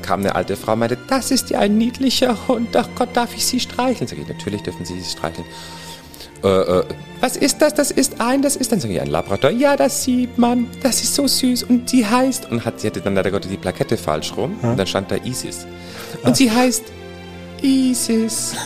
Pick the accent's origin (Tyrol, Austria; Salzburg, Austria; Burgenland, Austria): Salzburg, Austria; moved away as an adult; also born or lived in Bavaria, Germany / Burghausen, Germany; now in Hamburg, Germany; Ich bin zwar in Österreich geboren, im wunderschönen Salzburg, auch da Kindergarten und Schule und mhm. habe aber dann Gymnasium äh, in Bayern verbracht